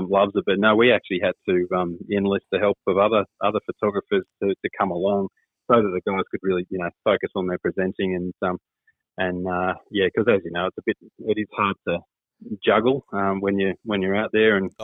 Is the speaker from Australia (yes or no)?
yes; Brewarrina, New South Wales, Australia; also born or lived in Armidale; I grew up in Brewarrina, where we only got the ABC when I was growing up.